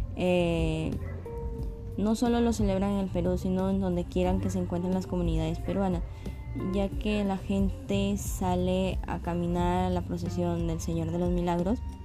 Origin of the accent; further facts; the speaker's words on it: Mexico; nosotros como los mexicanos debemos de sentirnos orgullosos de donde de dónde nacimos